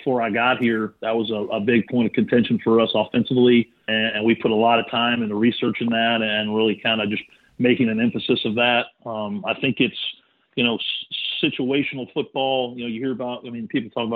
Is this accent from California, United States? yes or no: no; Texas, United States; moved away; growing up in Texas